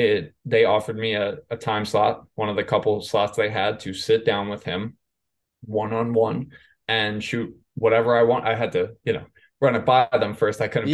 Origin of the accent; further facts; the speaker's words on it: New York, United States; I grew up in New York.